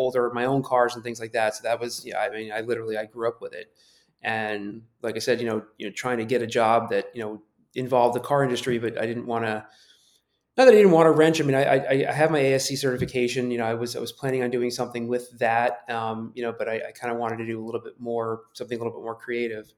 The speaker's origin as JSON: {"language": "English", "town": "Tampa", "region": "Florida", "country": "United States", "tie": "born or raised there", "also_born_or_lived": "New York", "said": "I'm from New York. I grew up in Tampa"}